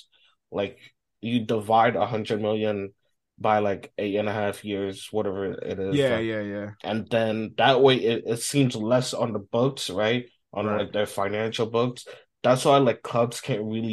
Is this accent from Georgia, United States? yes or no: no; New York, United States; my hometown team